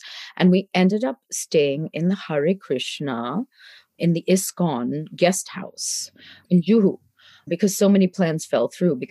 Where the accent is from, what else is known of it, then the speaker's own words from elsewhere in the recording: Canada; moved away as an adult; when I was growing up in Canada